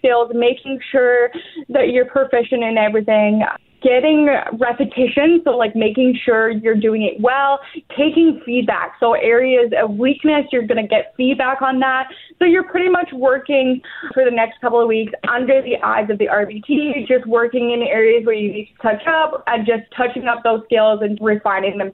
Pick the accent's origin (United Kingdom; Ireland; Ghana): United Kingdom; England; also born or lived in Weyburn, Saskatchewan; now in Canada; I'm actually from England, where I did grow up with family members.